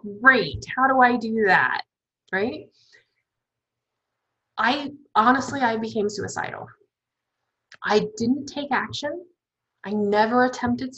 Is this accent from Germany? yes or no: no; Alaska, United States; moved away; I'm from Alaska